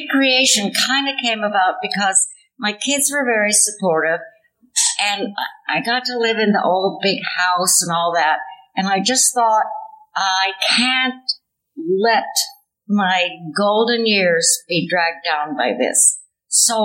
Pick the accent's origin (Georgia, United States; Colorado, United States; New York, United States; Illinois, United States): Illinois, United States; Chicago; moved away; also born or lived in Indiana / Virginia; I was born in Chicago